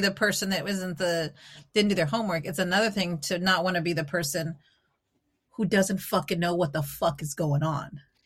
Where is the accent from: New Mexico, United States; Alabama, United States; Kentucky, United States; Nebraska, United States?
New Mexico, United States; Albuquerque; moved away as an adult; also born or lived in Eugene, Oregon; I grew up in Albuquerque, New Mexico